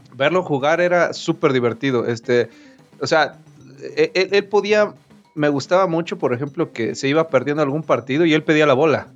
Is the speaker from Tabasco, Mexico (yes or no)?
no; Veracruz, Mexico; yo soy de Veracruz